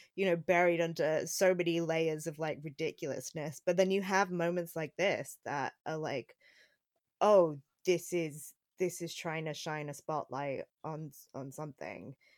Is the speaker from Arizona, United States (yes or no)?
yes; Phoenix, Arizona, United States; near Phoenix, where I grew up